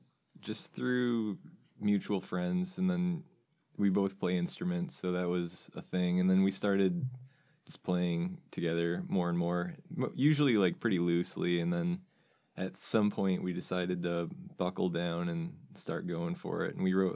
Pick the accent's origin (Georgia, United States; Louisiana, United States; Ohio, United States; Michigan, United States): Michigan, United States; Romeo; I grew up in Romeo, which is a small parking lot about an hour north of Detroit.